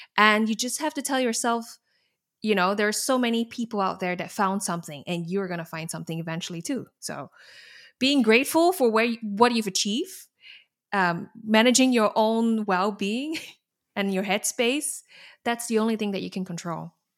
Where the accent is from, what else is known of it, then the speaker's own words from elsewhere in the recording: Singapore; moved away as an adult; now in Netherlands; I'm from Singapore